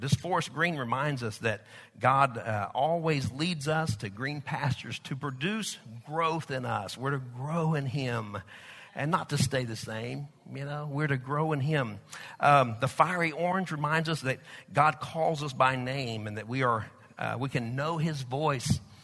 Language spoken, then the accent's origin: English; United States; accent: Okie Texas; also born or lived in Oklahoma / Texas; my Okie Texas accent or Texas Okie accent